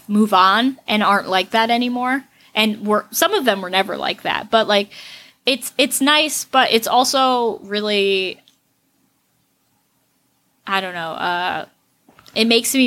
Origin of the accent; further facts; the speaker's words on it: Pahrump, Nevada, United States; moved away; I grew up in Pahrump, which is bigger than Laughlin